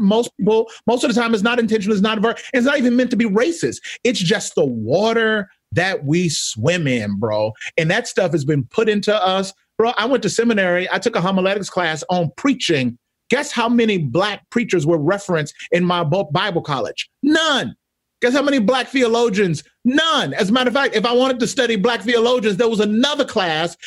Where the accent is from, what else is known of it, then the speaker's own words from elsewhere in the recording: Mississippi, United States; I'm from Mississippi, grew up in the South